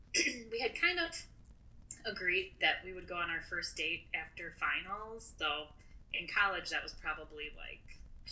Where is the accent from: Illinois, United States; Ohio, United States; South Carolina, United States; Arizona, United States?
Illinois, United States; I grew up in Illinois.